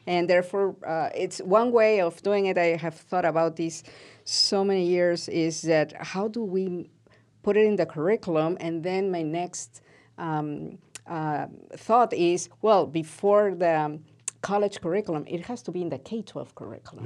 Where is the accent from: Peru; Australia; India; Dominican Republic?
Peru; moved away; as a Peruvian, I grew up in Peru